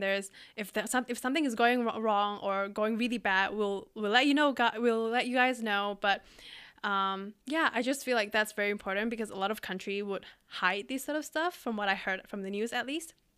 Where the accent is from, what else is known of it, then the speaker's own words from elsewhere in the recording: Indonesia; now in Singapore; I live in Singapore and yeah, my home country is Indonesia